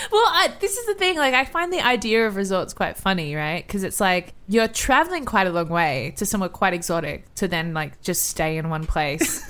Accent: Australia; I'm an Aussie girl in Mexico City

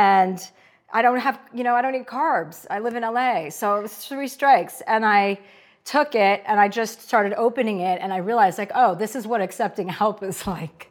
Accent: New Jersey, United States; moved away; I'm from New Jersey. My dad's a used car dealer

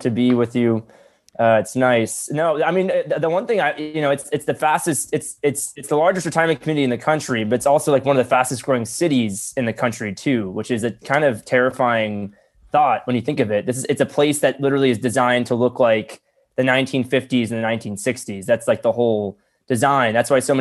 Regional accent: Florida, United States; I'm from Florida

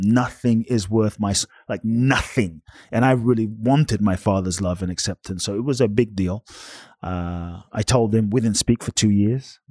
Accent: London, United Kingdom; moved away as an adult; also born or lived in Ghana; now in Los Angeles, United States; I was born in Ghana, West Africa, fathers from Ghana, mothers Japanese, grew up in London

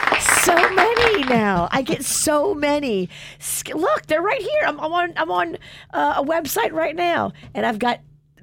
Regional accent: New Orleans, Louisiana, United States; I'm from New Orleans

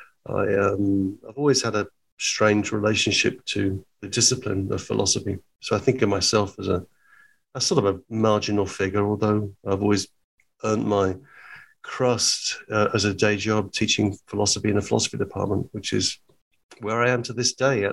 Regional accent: Hertfordshire, East of England, United Kingdom; also born or lived in Liverpool; I was born in Hertfordshire in England, about 30 miles north of London

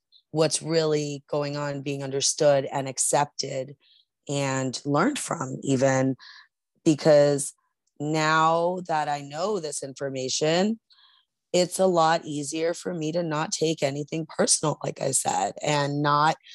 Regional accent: New York, United States; I'm from New York

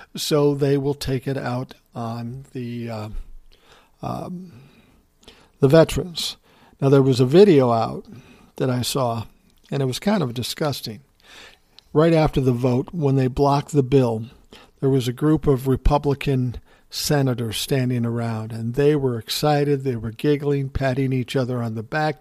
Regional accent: Midwest, United States; I'm from the Midwest

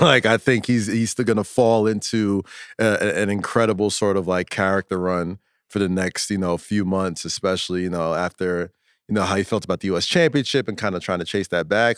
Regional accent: New York City, New York, United States; I'm a New Yorker

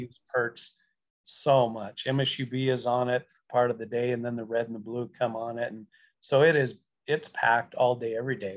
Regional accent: Beach, North Dakota, United States; my hometown of Beach, North Dakota

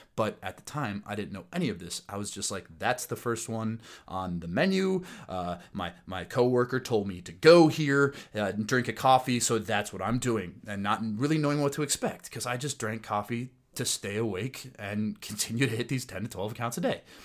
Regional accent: Plymouth, Minnesota, United States; also born or lived in Hanover, New Hampshire; I grew up in Plymouth, Minnesota, went to Wyzetta High School

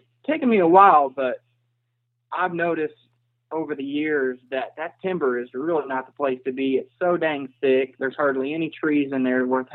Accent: around Joplin, Southwest Missouri, United States; I'm from Southwest Missouri. I'm from a town around Joplin, Missouri

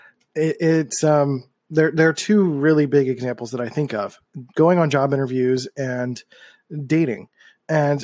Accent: Philadelphia, Pennsylvania, United States; I grew up in Philadelphia

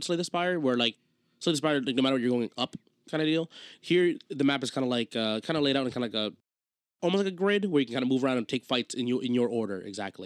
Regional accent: New Jersey, United States; we're from New Jersey

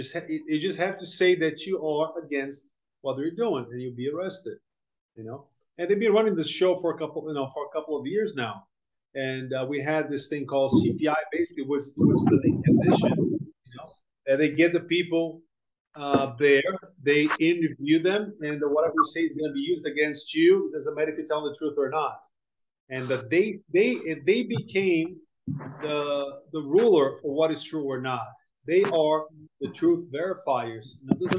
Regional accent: Brazil; also born or lived in United States / Europe / Japan; I'm from Brazil originally. I was born here, but was basically raised in the US, Europe, and a little bit of Japan, mostly US.

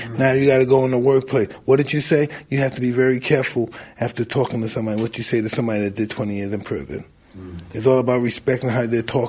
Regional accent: New York City, New York, United States; I'm from Brownsville, Brooklyn, okay?

